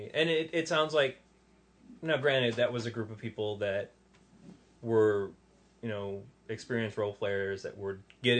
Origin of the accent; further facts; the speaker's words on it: Detroit, Michigan, United States; I'm from Detroit.